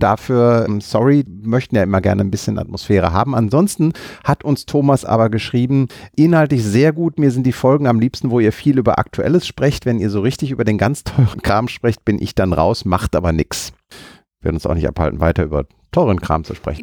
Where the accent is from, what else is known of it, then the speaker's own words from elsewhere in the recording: Düsseldorf, North Rhine-Westphalia, Germany; als Düsseldorfer